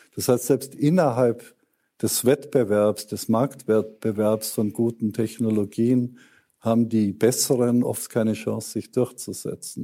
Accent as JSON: {"language": "German", "country": "Germany", "said": "Das ist eine große Ehre als Deutscher in diesem Fall"}